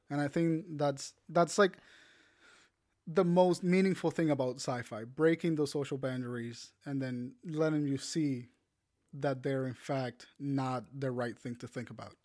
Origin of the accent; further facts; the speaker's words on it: Puerto Rico; I'm Puerto Rican